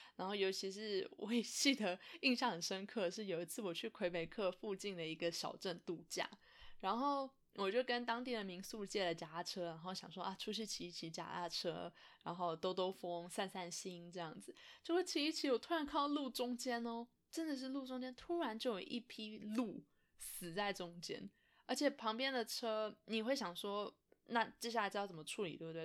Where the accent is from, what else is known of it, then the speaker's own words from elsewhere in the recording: Taiwan; moved away; 我以前住在台湾的的时候